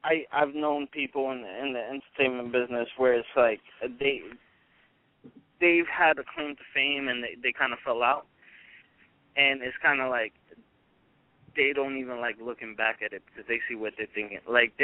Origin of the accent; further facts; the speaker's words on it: New York, United States; Long Island.